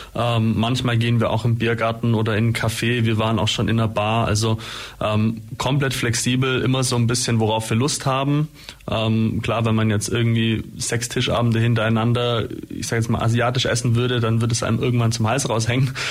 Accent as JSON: {"language": "German", "town": "Holzheim", "country": "Germany", "tie": "born or raised there", "said": "in meinem Heimatdorf beispielsweise Holzheim"}